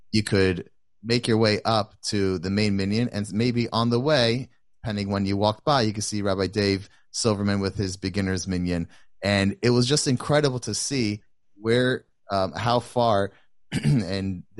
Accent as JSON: {"language": "English", "town": "Atlanta", "region": "Georgia", "country": "United States", "tie": "born or raised there", "said": "growing up in Atlanta"}